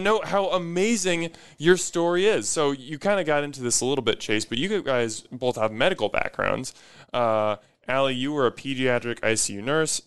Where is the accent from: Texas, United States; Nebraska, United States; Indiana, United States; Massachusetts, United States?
Nebraska, United States; Omaha; I grew up in Omaha